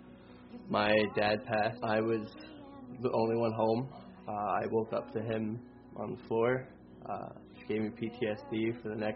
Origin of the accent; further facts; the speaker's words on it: Union County, New Jersey, United States; I grew up in Union County